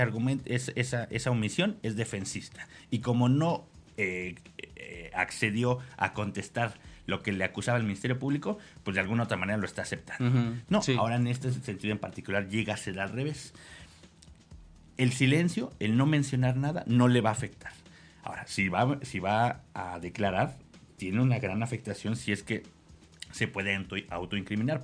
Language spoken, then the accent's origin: Spanish; Mexico; cómo somos como mexicanos